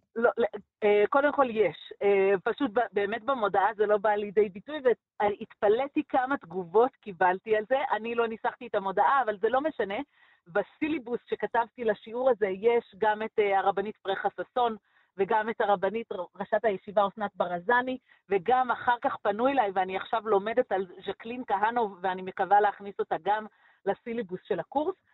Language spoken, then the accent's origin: Hebrew; Jerusalem, Jerusalem District, Israel; now in Efrat; ואני גדלתי בקריית משה, אה, במשפחה מרוקאית ציונית